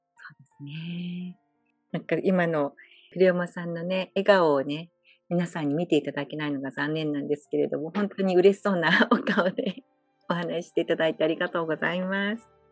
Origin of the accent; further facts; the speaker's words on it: Fukuoka, Japan; now in Hawaii, United States; 私も福岡出身